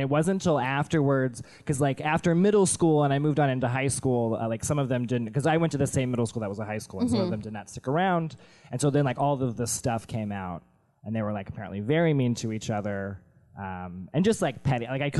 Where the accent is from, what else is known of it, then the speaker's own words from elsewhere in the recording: Memphis, Tennessee, United States; In Memphis. So there was no reason to wear a North face at all.